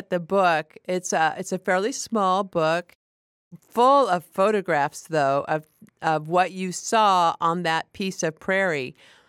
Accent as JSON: {"language": "English", "town": "Aurora", "region": "Nebraska", "country": "United States", "tie": "born or raised there", "said": "he lives in Aurora, Nebraska, which is my hometown."}